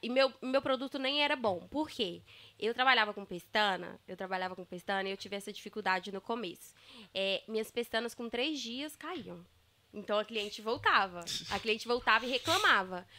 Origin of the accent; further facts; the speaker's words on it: Campanário, Minas Gerais, Brazil; moved away; Eu vim de uma cidade de 2.500 habitantes, gente. Nossa, assim? Campanário, né? Minas Gerais